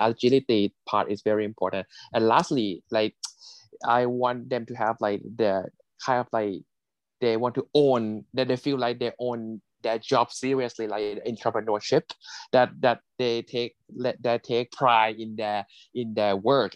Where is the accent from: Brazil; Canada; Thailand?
Thailand; is my home country in Thailand